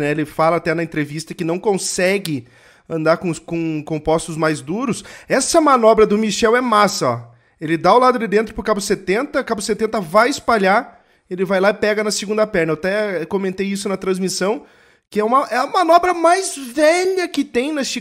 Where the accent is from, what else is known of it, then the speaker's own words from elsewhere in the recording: Rio de Janeiro, Brazil; Eu sou carioca